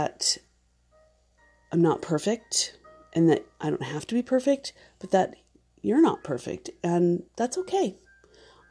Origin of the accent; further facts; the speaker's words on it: Mesa, Arizona, United States; also born or lived in Gilbert, Arizona; We grew up in Mesa and then in Gilbert, Arizona